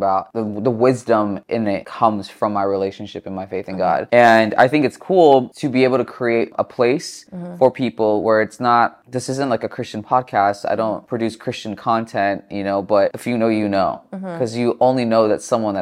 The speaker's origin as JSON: {"language": "English", "town": "Chino Hills", "region": "California", "country": "United States", "tie": "born or raised there", "lives_now": "Los Angeles, United States", "said": "I grew up in Chino Hills in the suburbs, so I've been in California and Southern California my entire life"}